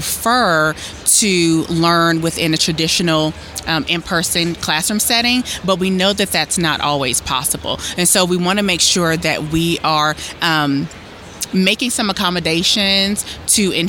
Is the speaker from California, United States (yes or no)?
no; Hickory, North Carolina, United States; moved away as an adult; also born or lived in High Point, North Carolina / Wilmington, North Carolina; now in Columbia, United States; I'm from Hickory, and then I went to undergrad in High Point, and I also lived in Wilmington